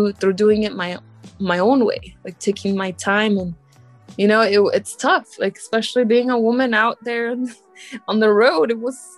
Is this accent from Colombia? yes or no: no; Morelia, Michoacán, Mexico; now in New York, United States; I'm an immigrant. I was born in Mexico, Morelia, Michoacán, which is very, very southwest of Mexico